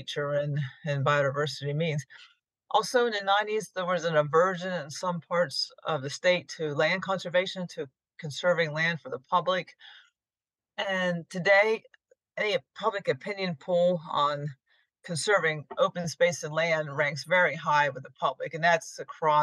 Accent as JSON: {"language": "English", "area": "Fishing Creek Valley, north of Harrisburg", "region": "Pennsylvania", "country": "United States", "tie": "born or raised there", "said": "I grew up in a rural area north of Harrisburg, Fishing Creek Valley"}